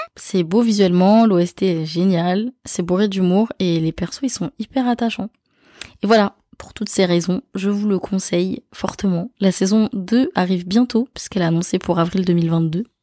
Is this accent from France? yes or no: yes; France; chez nous en France